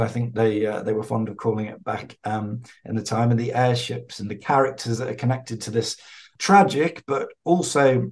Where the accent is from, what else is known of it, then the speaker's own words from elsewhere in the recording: England, United Kingdom; also born or lived in town just outside London; being English